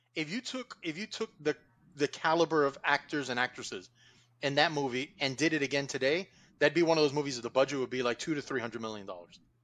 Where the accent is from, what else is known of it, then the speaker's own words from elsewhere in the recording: Miami Gardens, Florida, United States; growing up in Carroll City, down in Miami